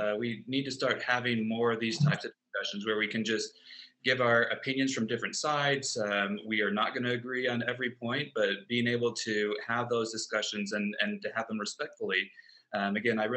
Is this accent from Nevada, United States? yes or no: no; Michigan, United States; moved away as an adult; also born or lived in San Diego, California; now in Colorado, United States; I am originally from Michigan.